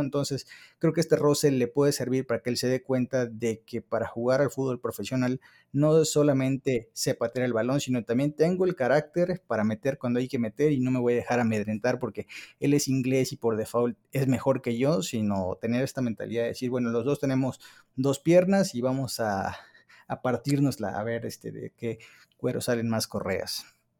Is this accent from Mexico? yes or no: yes; Mexico